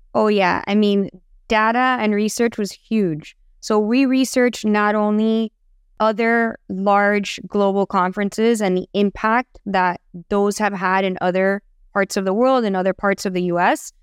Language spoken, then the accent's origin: English; Miami, Florida, United States; I'm born and raised in Miami